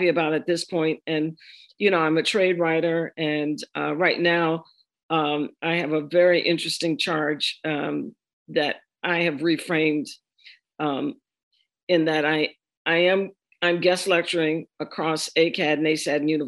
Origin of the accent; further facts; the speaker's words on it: Washington, District of Columbia, United States; moved away as an adult; also born or lived in Providence, Rhode Island / Baltimore, Maryland / New York; I needed to get back to the Mid-Atlantic. I'm from Washington.